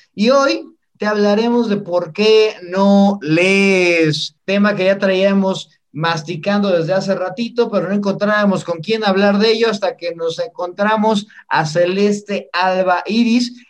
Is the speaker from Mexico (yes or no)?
yes; Mexico; como mexicanos